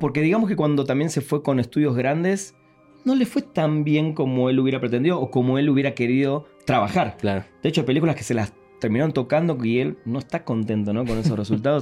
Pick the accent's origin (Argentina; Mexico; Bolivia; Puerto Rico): Argentina; moved away as an adult; yo todavía vivía en Argentina, hace 14 años que vivo acá, pero en los 90 vivía en Argentina